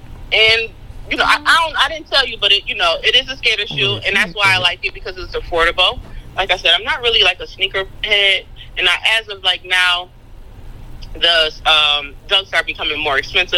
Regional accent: Buffalo, New York, United States; I'm from Buffalo.

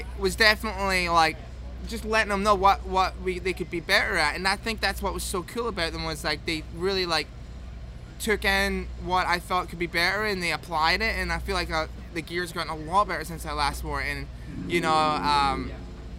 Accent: Scotland, United Kingdom; as Scottish people, we've got thick skin

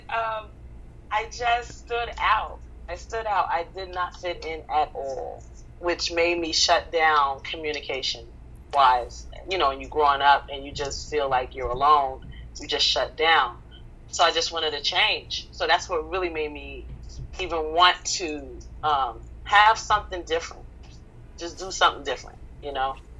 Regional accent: New York City, New York, United States; I grew up in the 1980s in the South Bronx, 163rd Third Avenue

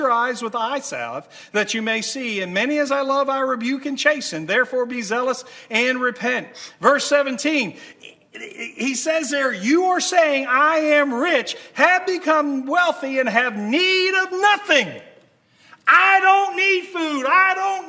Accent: United States; As American Christians

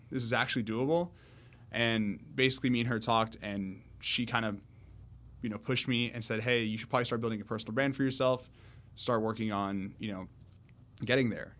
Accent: Miami, Florida, United States; also born or lived in Orlando; I grew up in Miami my whole life, 18 years

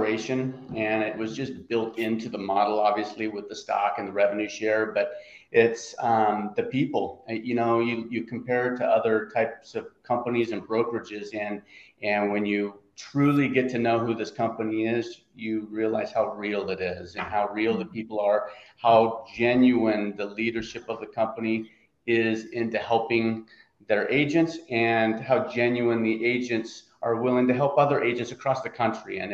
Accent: Oregon, United States; Oregon, grew up, born and raised in Oregon, and ended up in Southern Oregon after college

